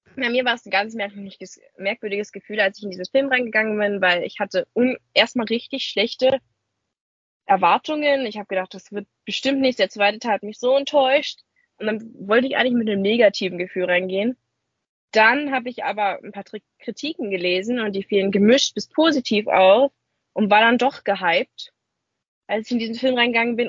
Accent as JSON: {"language": "German", "country": "Germany", "said": "als Deutscher"}